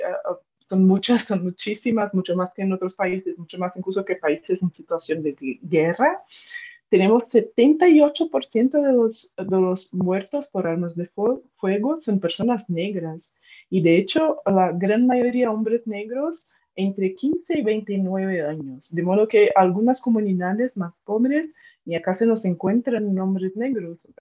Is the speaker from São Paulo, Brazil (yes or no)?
yes; interior of São Paulo state, Brazil; Spanish is a second language; moved away as an adult; now in Madrid, Spain; yo nací en el interior de del estado de São Paulo, en Brasil